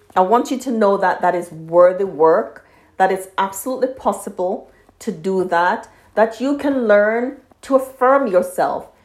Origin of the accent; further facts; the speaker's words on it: Jamaica; I'm from Jamaica and our history is slavery